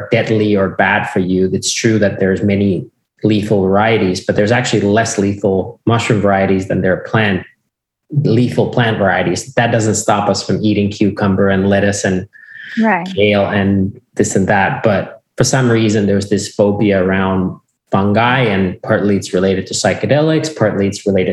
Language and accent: English; Finland; I grew up in Finland and on a farm that has been with us from since 1619 at least